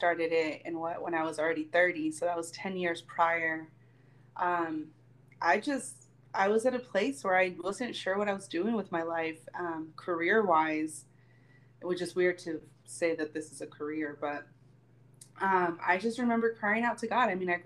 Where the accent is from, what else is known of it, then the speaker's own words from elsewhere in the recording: Long Beach, California, United States; moved away as an adult; also born or lived in Mexico City, Mexico; now in Mexico; I was born in Mexico City, raised in Long Beach, California, and now I'm back here